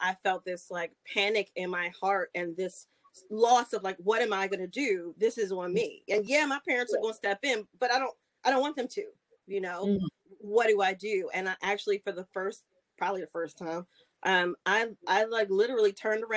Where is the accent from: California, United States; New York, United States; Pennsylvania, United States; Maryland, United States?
Maryland, United States; Baltimore; moved away as an adult; now in Charlotte, United States; I'm from Baltimore